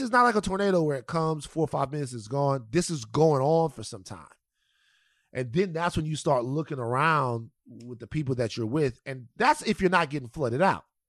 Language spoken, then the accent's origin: English; South Louisiana, United States; moved away; the people of South Louisiana right now, my home state